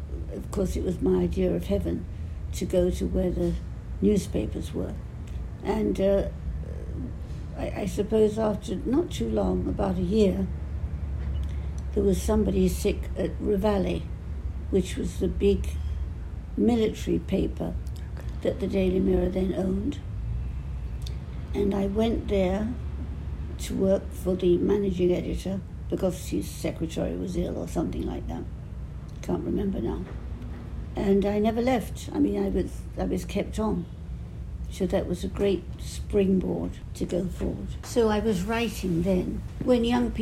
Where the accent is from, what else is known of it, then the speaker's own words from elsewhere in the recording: London, United Kingdom; accent: Cockney; also born or lived in Clapton; now in United States; I grew up in the East End